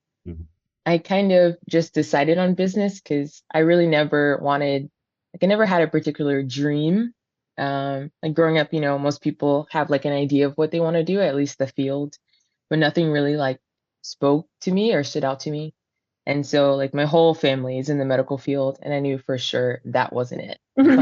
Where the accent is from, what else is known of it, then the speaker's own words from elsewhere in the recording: Nigeria; There's 7 of us, and we're Nigerian, so our names aren't easy.